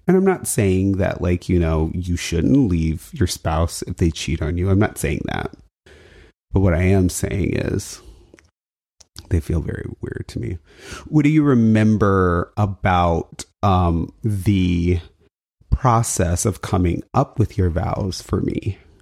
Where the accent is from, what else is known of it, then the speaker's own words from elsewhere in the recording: United States; I'm an American, right? Like, I feel American